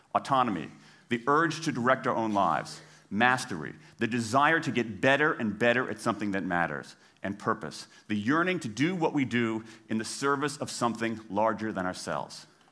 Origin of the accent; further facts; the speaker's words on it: Washington, District of Columbia, United States; my hometown of Washington, D C